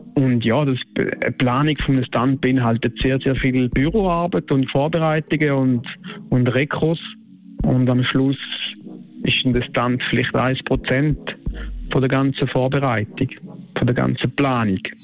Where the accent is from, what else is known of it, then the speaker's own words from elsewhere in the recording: Switzerland; bei uns in der Schweiz ist das äh, eine Familie, eine Stammfamilie, wo wir kennen uns alle